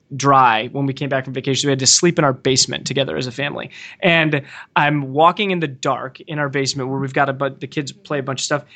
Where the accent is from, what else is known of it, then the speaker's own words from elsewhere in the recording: Ohio, United States; I'm from Ohio